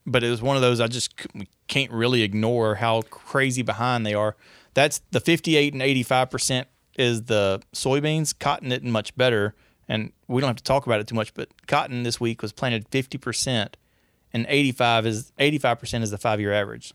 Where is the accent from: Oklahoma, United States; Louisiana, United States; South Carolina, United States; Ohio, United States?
Louisiana, United States; Northeast; I'm from Northeast Louisiana